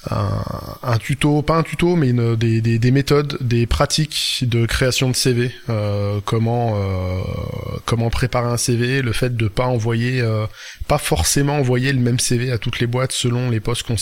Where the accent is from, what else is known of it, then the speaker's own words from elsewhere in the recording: Brittany, France; euh, je suis bretonne.